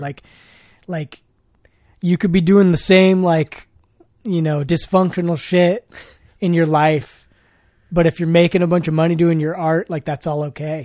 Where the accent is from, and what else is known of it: Oakland, California, United States